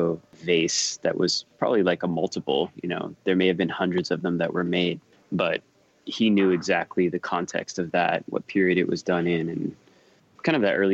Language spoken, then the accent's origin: English; Miami, Florida, United States; also born or lived in Cleveland, Ohio; now in New York City, United States; I was born in Cleveland, but don't really remember that period. As I moved to Miami, I think when I was 3 or 4, and primarily grew up in Miami